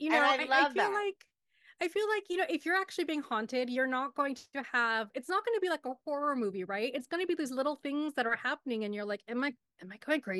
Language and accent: English; United States; As a Pakistani growing up here, we call ourselves the ABCDs, right? American Born Confused Desi.